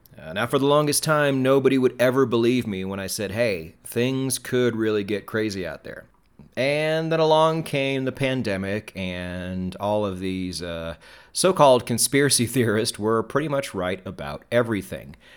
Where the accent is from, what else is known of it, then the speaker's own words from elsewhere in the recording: United States; as an American